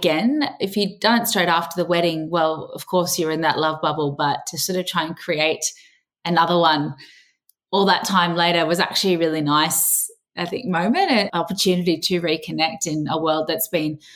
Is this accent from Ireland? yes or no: no; Cairns, Queensland, Australia; moved away as an adult; now in Sydney, Australia; I'm from Cairns